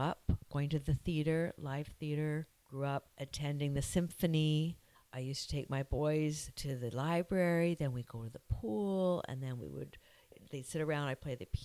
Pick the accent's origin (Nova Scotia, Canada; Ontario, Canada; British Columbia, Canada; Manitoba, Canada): British Columbia, Canada; Victoria; also born or lived in Cayman Islands; now in Squamish, Canada; I grew up in Victoria, and we belonged to the YMCA